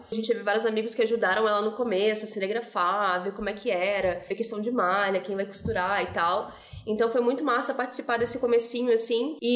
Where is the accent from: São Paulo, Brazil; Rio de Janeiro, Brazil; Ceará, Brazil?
Rio de Janeiro, Brazil; Também vim do Rio de Janeiro, e no Rio, apesar de ser de ter isso, né, espaços mais valorizados e outros não, cara, existe uma mistura muito grande